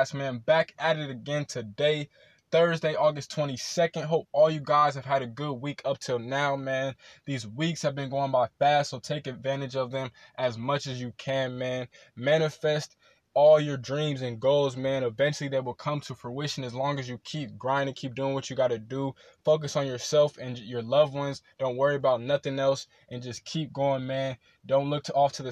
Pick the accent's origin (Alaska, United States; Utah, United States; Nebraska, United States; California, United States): California, United States; Rancho Cucamonga; my hometown of Rancho Cucamonga